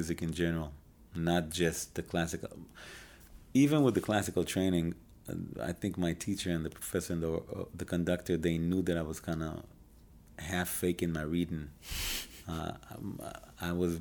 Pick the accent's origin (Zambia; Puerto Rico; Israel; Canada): Israel; moved away as an adult; now in Chicago, United States; I was born and raised in Israel